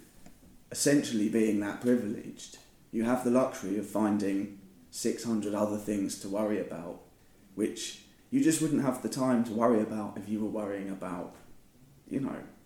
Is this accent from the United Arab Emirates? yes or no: no; United Kingdom; I'm a British writer